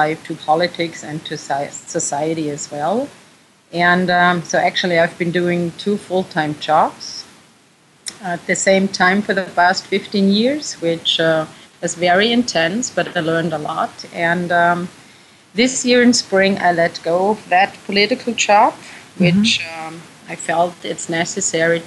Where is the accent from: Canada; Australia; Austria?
Austria; I am from Austria, too